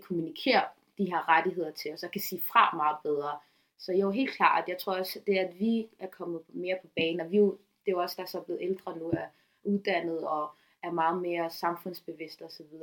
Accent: Copenhagen, Capital Region of Denmark, Denmark; dansk somalier, som født og opvokset

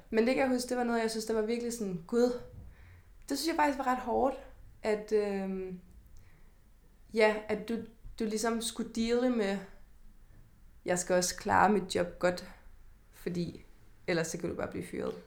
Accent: Kalundborg, Zealand, Denmark; moved away as an adult; now in Copenhagen, Denmark; jeg flyttede ret hurtigt fra Kalundborg til mm. København

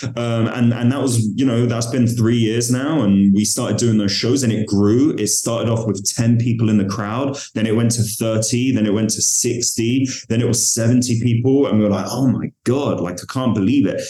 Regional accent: London, United Kingdom; I'm from London

